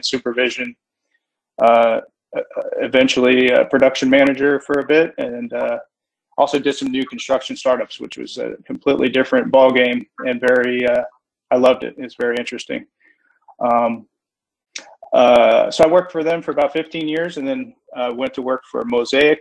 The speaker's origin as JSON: {"language": "English", "region": "Florida", "country": "United States", "tie": "born or raised there", "said": "I'm a Florida native. So it's kind of unique that I was born, raised, and I've spent my entire career"}